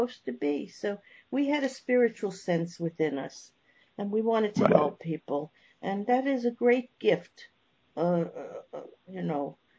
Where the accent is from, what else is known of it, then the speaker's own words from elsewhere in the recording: New York, United States; I'm from New York.